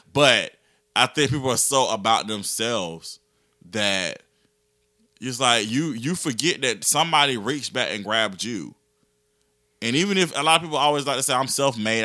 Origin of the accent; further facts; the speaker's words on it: Augusta, Georgia, United States; I'm from Georgia, people, people assume that I'm from Atlanta, and I'm like, "Nah, I'm from Augusta."